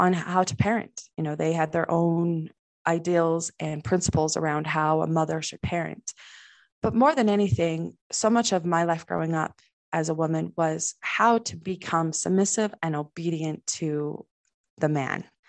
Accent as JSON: {"language": "English", "town": "Salt Lake City", "region": "Utah", "country": "United States", "tie": "born or raised there", "said": "I was raised in the middle of Salt Lake, but we still shut the outside world out"}